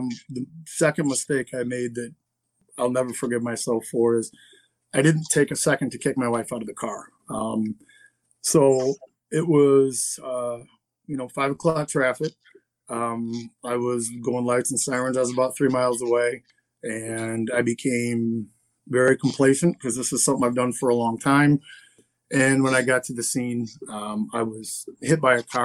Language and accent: English; Lansing, Michigan, United States; I'm from Lansing, Michigan.